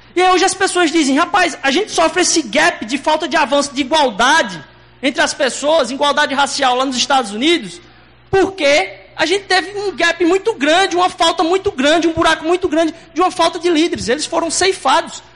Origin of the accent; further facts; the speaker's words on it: Recife, Pernambuco, Brazil; accent: heavy Recife accent; now in Recife, Brazil; a gente é importado de, outro, de outra terra lá. E vocês vão perceber que meu sotaque é um pouco mais carregado